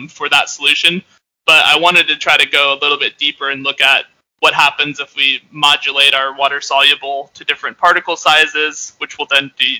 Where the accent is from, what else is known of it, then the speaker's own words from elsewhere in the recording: Northeast, United States; I'm like from the Northeast